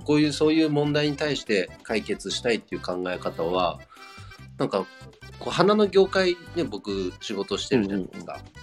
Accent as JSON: {"language": "Japanese", "region": "Nagano", "country": "Japan", "tie": "born or raised there", "moved": "yes", "said": "田舎も長野県出身者だから"}